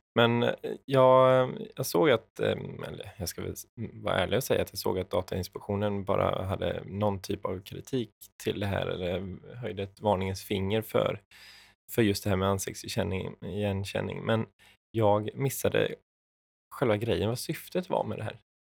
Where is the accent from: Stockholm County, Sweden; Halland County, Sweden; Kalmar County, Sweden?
Kalmar County, Sweden; jag är ju ölänning